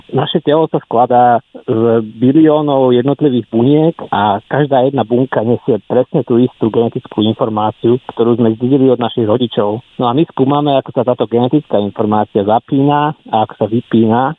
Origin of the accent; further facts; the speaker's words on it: Dolany, western Slovakia, Slovakia; moved away as an adult; also born or lived in Bratislava, Slovakia / Brno, Czech Republic; now in Stockholm, Sweden; pochádzam z dediny Dolany na západnom Slovensku.